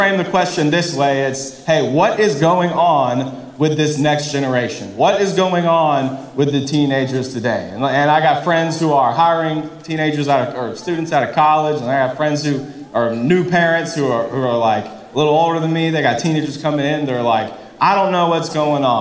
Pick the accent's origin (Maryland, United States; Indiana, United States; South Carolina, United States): South Carolina, United States; Columbia; I'm from Columbia